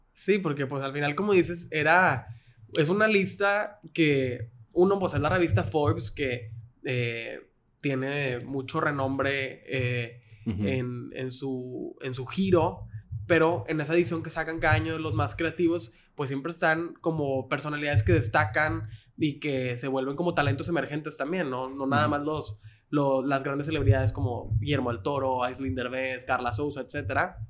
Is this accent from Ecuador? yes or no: no; Mexico; Como mexicanos tenemos ese sentido de identidad